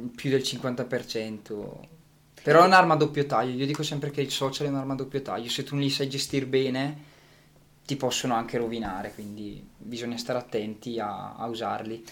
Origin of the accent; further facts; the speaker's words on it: Gussago, Lombardy, Italy; a Gussago nel mio paese